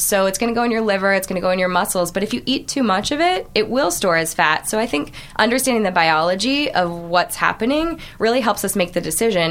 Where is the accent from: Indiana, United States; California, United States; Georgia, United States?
California, United States; Orange County; I grew up in Orange County